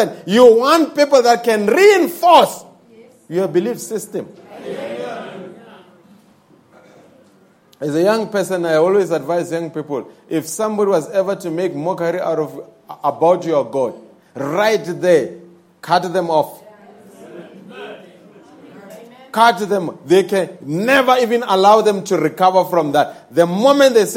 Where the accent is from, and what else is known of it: South Africa